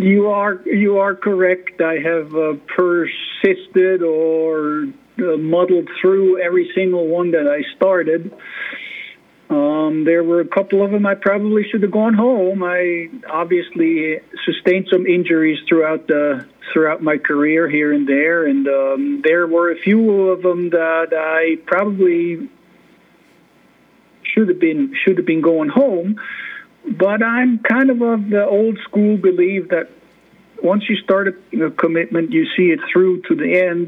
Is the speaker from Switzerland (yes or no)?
yes; Switzerland; moved away as an adult; now in Alaska, United States; I'm from Switzerland originally. I was born and raised in Switzerland.